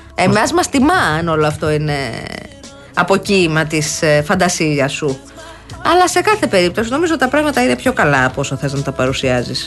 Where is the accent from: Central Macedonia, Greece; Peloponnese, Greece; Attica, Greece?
Peloponnese, Greece; Kounos; moved away; Στο χωριό μου, στον κούνο